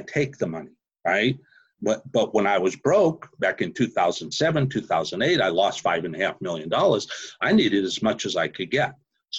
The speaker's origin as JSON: {"language": "English", "town": "Houston", "region": "Texas", "country": "United States", "said": "I had people from 134 different countries, and I'm from Houston, Texas, right? And I'm in Mumbai."}